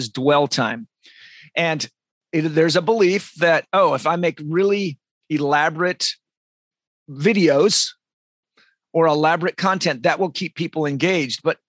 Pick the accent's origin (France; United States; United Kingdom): United States; Olympia, Washington; moved away; also born or lived in San Diego, California; I'm from Olympia, Washington in the United States. I lived in San Diego.